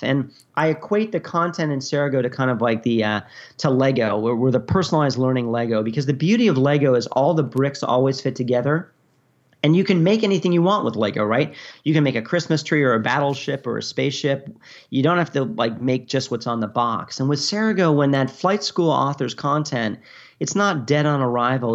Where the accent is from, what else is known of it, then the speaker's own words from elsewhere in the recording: New York, United States; moved away as an adult; also born or lived in Virginia / Japan; I'm from New York originally